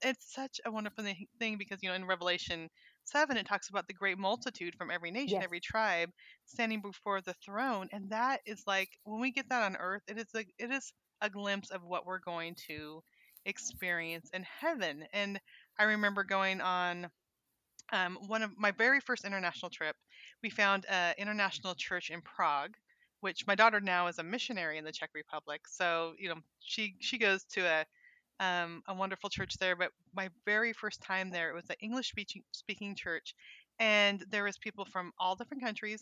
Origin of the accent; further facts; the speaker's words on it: Northern California, United States; moved away as an adult; also born or lived in Montana; now in Arkansas, United States; I grew up in California which was very diverse. Um, our high school in Northern California